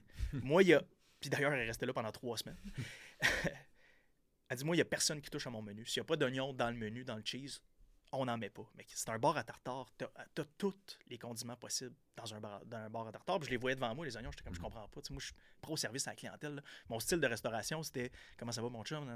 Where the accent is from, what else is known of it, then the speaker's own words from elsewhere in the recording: Percé, Quebec, Canada; moved away; j'étais un petit gars de, la Gaspésie, de Percé. J'ai grandi à Percé, dans le fin fond de la Gaspésie.